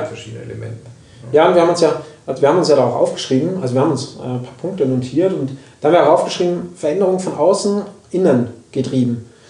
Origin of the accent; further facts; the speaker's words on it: Austria; moved away; ich komme aus Österreich